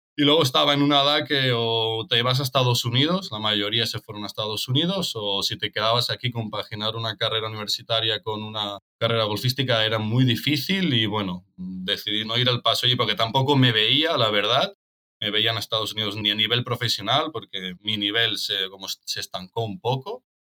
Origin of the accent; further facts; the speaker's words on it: Tarragona, Catalonia, Spain; yo soy de Tarragona